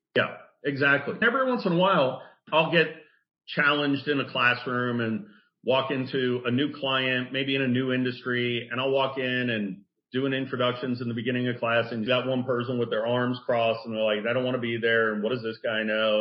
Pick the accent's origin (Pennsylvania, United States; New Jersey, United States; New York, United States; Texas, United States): New Jersey, United States; I'm from Jersey